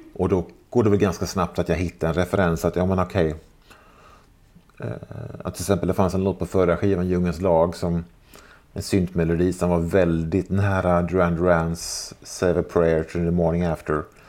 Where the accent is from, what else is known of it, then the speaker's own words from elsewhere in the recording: Jönköping, Jönköping County, Sweden; moved away; när jag och resten av … fortfarande bodde hemma i Jönköping